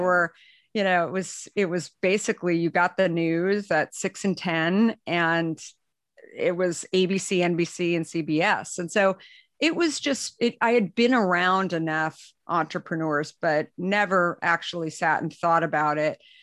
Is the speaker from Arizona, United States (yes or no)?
yes; Arizona, United States; moved away; also born or lived in New York; I, I grew up in Arizona